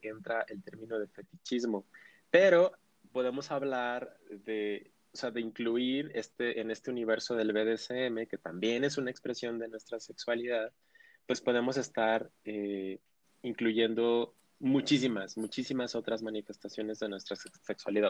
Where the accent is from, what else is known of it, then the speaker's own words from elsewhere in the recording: Ciudad Juárez, Chihuahua, Mexico; soy de Ciudad Juárez, la frontera más fabulosa y bella del mundo